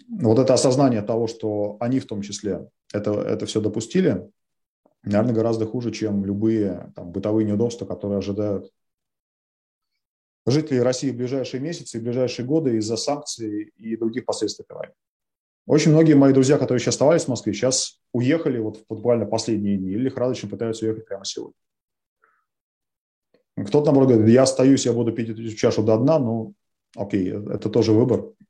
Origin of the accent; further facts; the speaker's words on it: Ukraine; Я украинец, ну, просто потому что я украинец, да, вот это такой факт моей биографии, что моя бабушка из Бердянска.